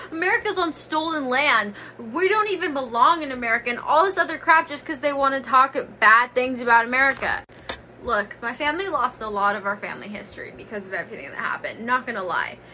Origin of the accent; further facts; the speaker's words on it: United States; I'm Native American